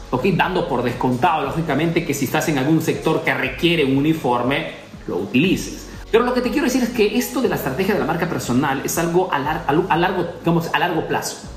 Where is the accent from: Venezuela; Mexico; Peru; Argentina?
Peru; now in Italy; soy peruano que vivo en Italia